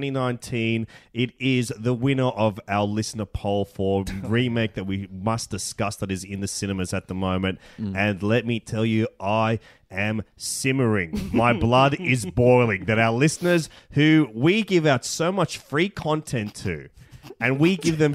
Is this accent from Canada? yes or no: no; Sydney, New South Wales, Australia; my hometown of Sydney